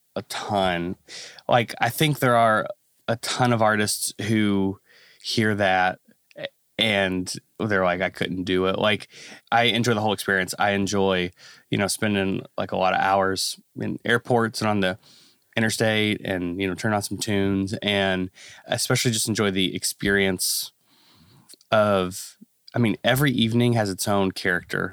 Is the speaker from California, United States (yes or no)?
no; Kentucky, United States; I'm a pastor's kid. So, I was born in Kentucky